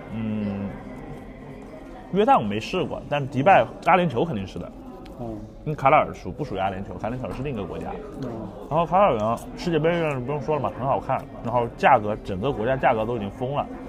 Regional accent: Guilin, Guangxi, China; 就是有点像我老家桂林

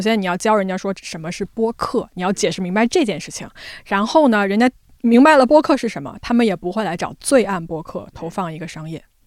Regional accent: China; moved away as an adult; also born or lived in New York, United States; 我们中国人

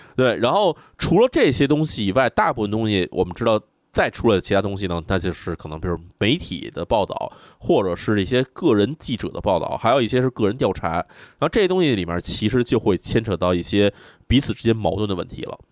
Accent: China; 我们同样是来自一个亚洲国家，这个在东亚国家的中国人

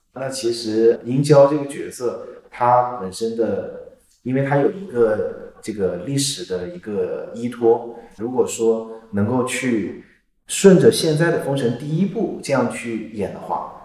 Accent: Hunan, China; 我是湖南人嘛

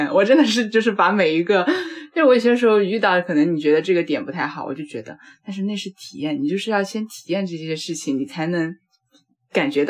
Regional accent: Chengdu, Sichuan, China; moved away as an adult; now in Shanghai, China; 我之前在成都。 嗯， 我是成都人，也在成都读书。

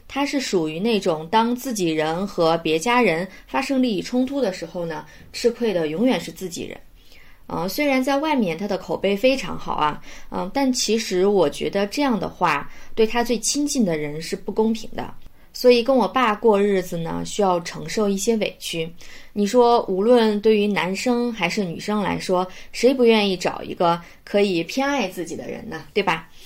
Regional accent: Shandong, China; moved away as an adult; now in Beijing, China; 我的家乡呢，在山东，现在在北京工作

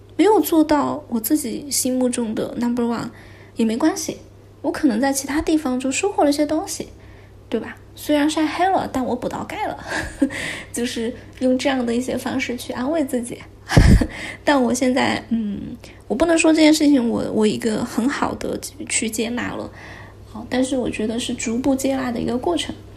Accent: Chengdu, Sichuan, China; now in Shanghai, China; 因为我本身是一个成都人

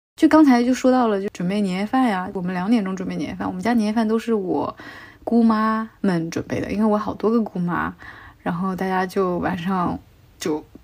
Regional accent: Hunan, China; 我们老家湖南那边过年也是打牌

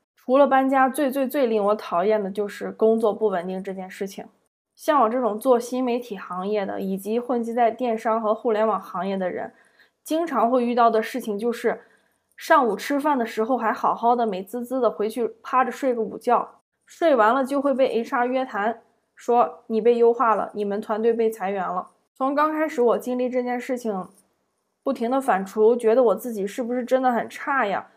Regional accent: Zibo, Shandong, China; moved away as an adult; also born or lived in Beijing / Guangzhou / Shanghai; 让我对自己的家乡山东淄博有了更为准确的认知。

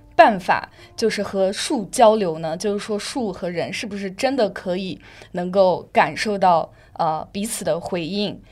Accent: Yunnan, China; now in Shanghai, China; 因为我是云南人，刚好要回家

